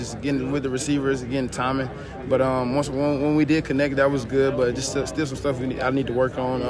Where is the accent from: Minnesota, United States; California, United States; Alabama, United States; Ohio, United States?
Alabama, United States; I'm just happy to be back in my home state.